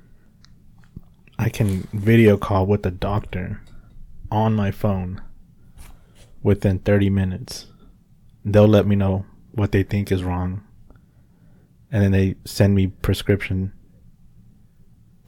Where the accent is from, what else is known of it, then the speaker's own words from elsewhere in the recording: Huntington Park, California, United States; now in Tulsa, United States; I was born in Huntington Park